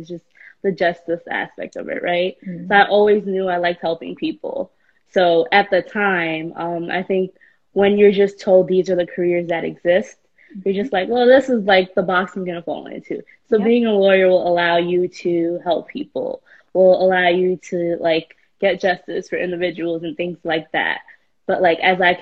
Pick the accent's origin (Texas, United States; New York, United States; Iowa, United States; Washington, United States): New York, United States; New York City; at 16, when growing up in New York City, when I didn't have opportunities